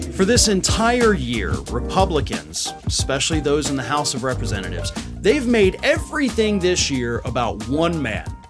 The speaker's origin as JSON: {"language": "English", "region": "Florida", "country": "United States", "said": "down here in my home state of Florida"}